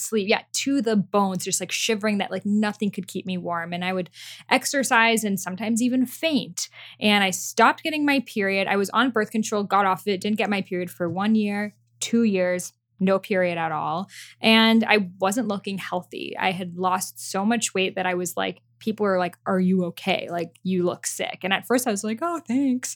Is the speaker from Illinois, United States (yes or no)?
no; Boston, Massachusetts, United States; English is a second language; I grew up in Boston